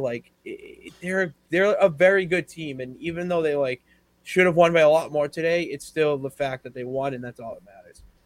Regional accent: Massachusetts, United States; born or raised there

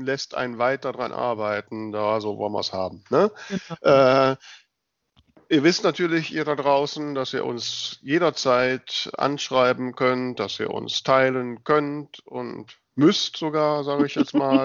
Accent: West Germany, Germany; für mich als Wessi

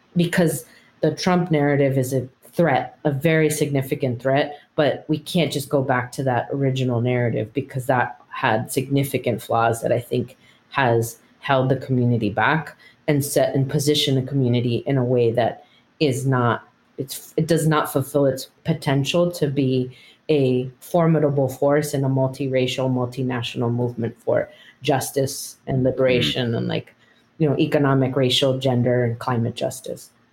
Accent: United States; I'm the daughter of immigrants, but I was born in the United States. I identify as Chicana.

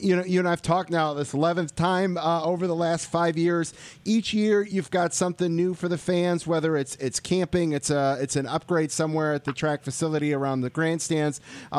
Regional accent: Michigan, United States; born or raised there

